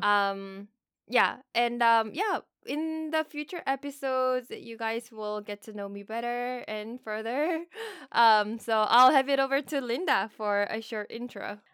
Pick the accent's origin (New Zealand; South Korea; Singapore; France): South Korea; first language Korean; English is a second language; moved away as an adult; now in United States; I'm from Korea. I moved to the States about ten years ago